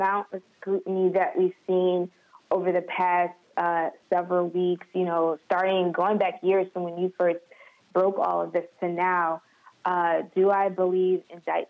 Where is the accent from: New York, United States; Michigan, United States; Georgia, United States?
Michigan, United States; Detroit; I'm from Detroit. I was born in Detroit. I was raised in Detroit, you know, from the beginning until, you know, I was 18